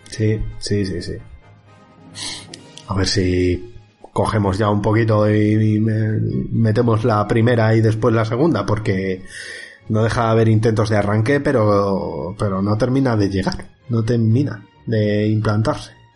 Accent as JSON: {"language": "Spanish", "town": "Villarrubia", "country": "Spain", "tie": "born or raised there", "said": "mi pueblo, en Villarrubia"}